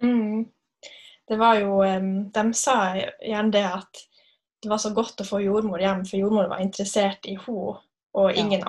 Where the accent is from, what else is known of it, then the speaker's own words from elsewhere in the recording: Narvik, Nordland, Norway; moved away as an adult; also born or lived in Kristiansund; now in Molde, Norway; Jeg er fra Narvik